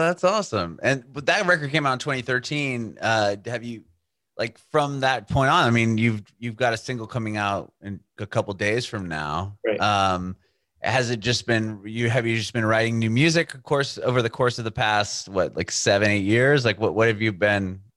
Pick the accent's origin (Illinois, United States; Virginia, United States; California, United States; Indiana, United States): California, United States; San Diego; moved away as an adult; now in Nashville, United States; I'm from San Diego originally